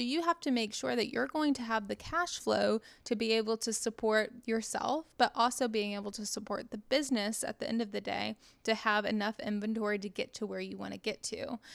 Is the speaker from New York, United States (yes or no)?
no; Dallas, Texas, United States; I'm from Dallas originally